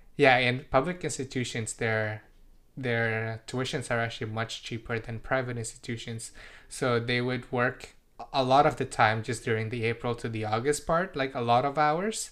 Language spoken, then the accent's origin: English; British Columbia, Canada; first language Indonesian; English is a second language; also born or lived in Indonesia / Surrey; I grew up, you know, in, in the Western culture